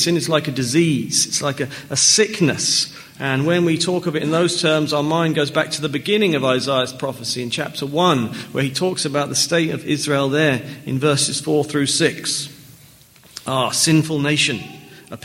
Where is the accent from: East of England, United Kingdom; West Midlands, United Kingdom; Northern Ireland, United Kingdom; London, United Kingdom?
East of England, United Kingdom; Norfolk near Norwich; I was born in England. I grew up in Norfolk near Norwich